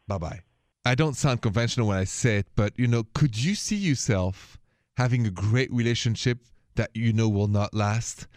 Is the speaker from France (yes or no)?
yes; France; accent: thick French; now in United States; I'm from France. You hear that thick accent